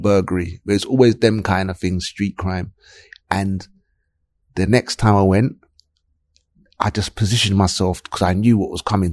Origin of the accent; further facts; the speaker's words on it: London, United Kingdom; I grew up in South London, uh, Clapham